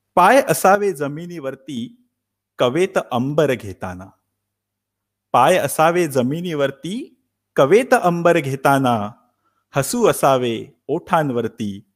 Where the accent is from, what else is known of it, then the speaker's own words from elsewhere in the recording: Thane, Maharashtra, India; moved away as an adult; now in Stuttgart, Germany; मी मूळचा ठाण्याचा अगदी जन्मापासून ते जर्मनीला येईपर्यंत संपूर्ण ठाणं